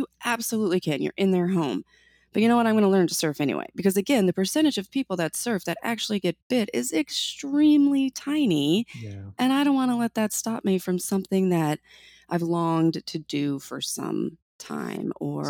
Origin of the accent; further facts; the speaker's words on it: Minnesota, United States; I grew up many years in Minnesota, and it was by far the most gear I'd ever worn in my entire life.